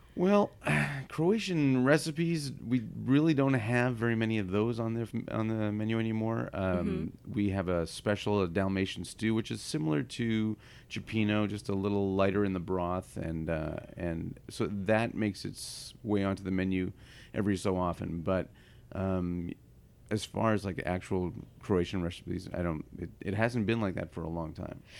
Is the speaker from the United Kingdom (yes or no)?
no; Ottawa, Ontario, Canada; also born or lived in Ohio, United States; now in San Francisco, United States; I was uh, born in Ohio and raised in eastern Canada